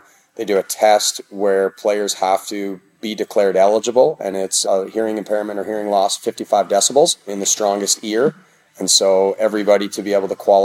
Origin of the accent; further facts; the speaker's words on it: Canada; moved away as an adult; also born or lived in Oklahoma / Texas / Colorado; now in United States; I grew up in Canada